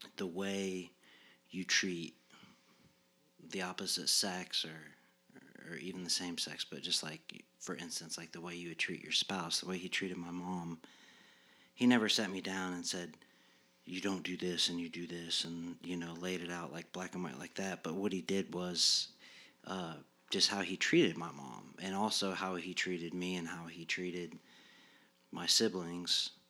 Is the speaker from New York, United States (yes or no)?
no; Muncie, Indiana, United States; I was raised here in Muncie. I, I went to Yorktown High School on K through twelve.